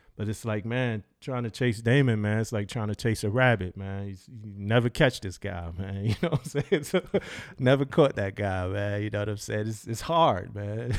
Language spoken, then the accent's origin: English; Philadelphia, Pennsylvania, United States; moved away; I'm from Philadelphia, Pennsylvania, so I'm from up north, northeast. uh, grew up with those influences